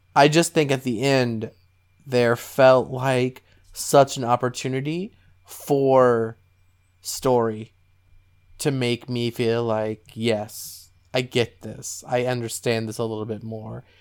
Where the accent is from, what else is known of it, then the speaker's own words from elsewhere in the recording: Southern Ohio, United States; All of my friends that I grew up with in Southern Ohio